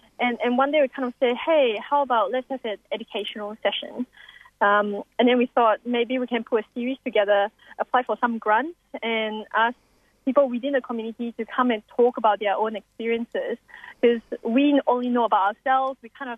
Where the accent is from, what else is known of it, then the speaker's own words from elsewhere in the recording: Singapore; now in Australia; That was after I came to Australia from Singapore.